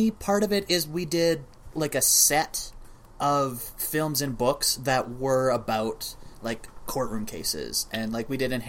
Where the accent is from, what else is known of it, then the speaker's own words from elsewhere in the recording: Alberta, Canada; I'm from Alberta.